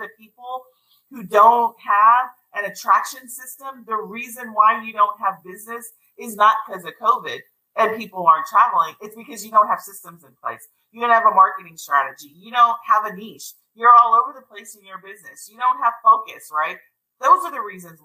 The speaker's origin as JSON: {"language": "English", "country": "United States", "said": "me as an American"}